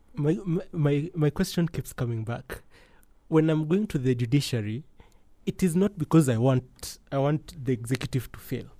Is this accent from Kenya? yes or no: yes; Kenya; as a Kenyan